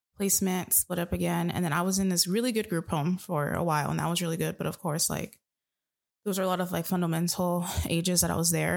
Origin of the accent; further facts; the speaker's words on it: Tucson, Arizona, United States; growing up in Tucson